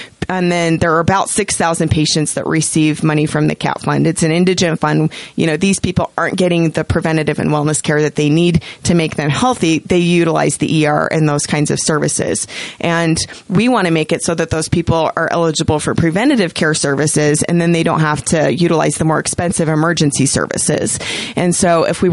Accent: Idaho, United States; moved away as an adult; also born or lived in Utah; most of us, you know, kids who were born and raised in Idaho, we want to go back.

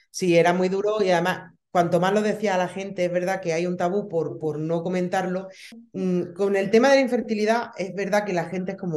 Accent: Baza, Andalusia, Spain; em, somos de un pueblo de, bueno, ya una ciudad, una ciudad de, de Granada, de Baza.

